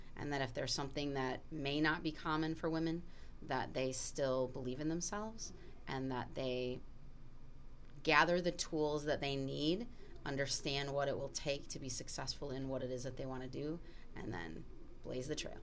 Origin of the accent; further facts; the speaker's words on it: Milwaukee, Wisconsin, United States; as a person who went to an all girls Catholic high school growing up in the Milwaukee area